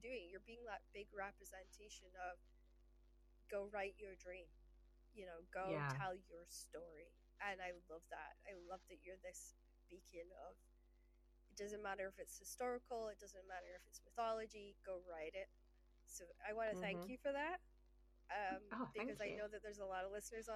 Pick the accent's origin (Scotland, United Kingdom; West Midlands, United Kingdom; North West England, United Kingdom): Scotland, United Kingdom; Shetland Islands; I grew up in the Shetland Islands